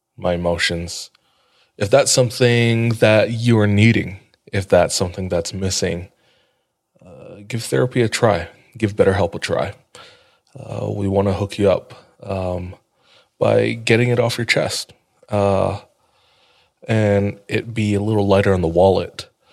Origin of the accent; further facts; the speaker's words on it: Hawaii, United States; moved away; I grew up in Hawaii